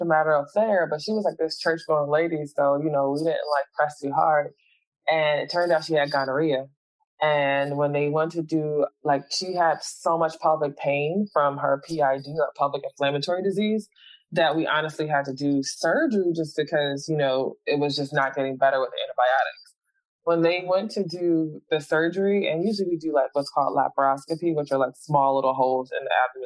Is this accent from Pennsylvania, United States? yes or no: yes; Philadelphia, Pennsylvania, United States; the community that I was raised in Philly